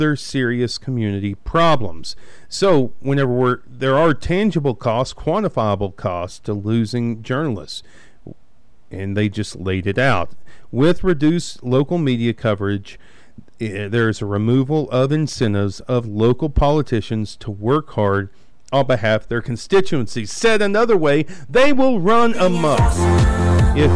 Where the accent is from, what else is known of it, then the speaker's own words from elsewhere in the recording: Abernathy, Texas, United States; I grew up in Abernathy, Texas, 2904, and we had the Abernathy Weekly Review